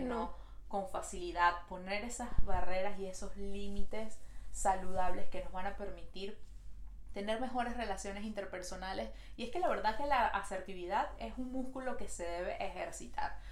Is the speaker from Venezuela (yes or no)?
yes; Venezuela; now in Montreal, Canada